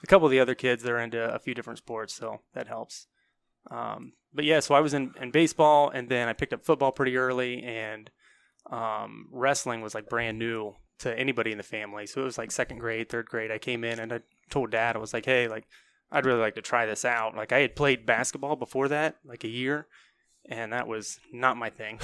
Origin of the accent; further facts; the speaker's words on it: New Concord, Ohio, United States; also born or lived in South Carolina; I'm from New Concord